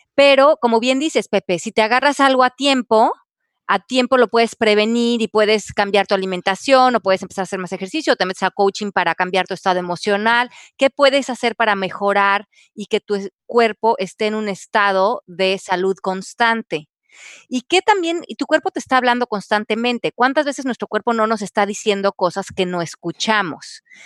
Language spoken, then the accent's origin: Spanish; Mexico; yo crecí en México